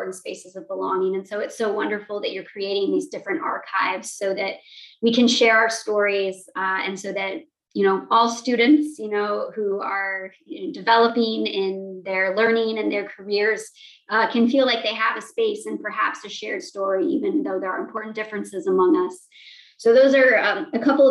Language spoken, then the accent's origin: English; Montana, United States; moved away; growing up in Montana, there were not many people with my identities